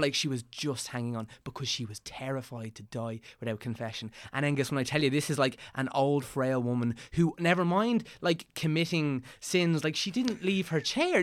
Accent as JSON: {"language": "English", "area": "County Meath", "region": "Leinster", "country": "Ireland", "tie": "born or raised there", "said": "I'm from Des Moines, County Meath"}